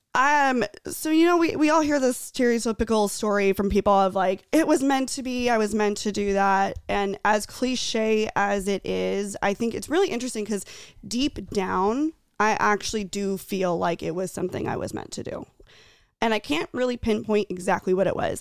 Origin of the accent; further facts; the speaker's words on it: Tucson, Arizona, United States; I grew up in Tucson.